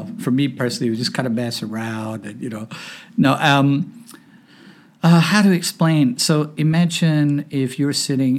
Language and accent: English; Hong Kong; now in United States; So I grew up in Hong Kong. I was an expat brat. Came here in 1977. We lived in the Lee Garden Hotel.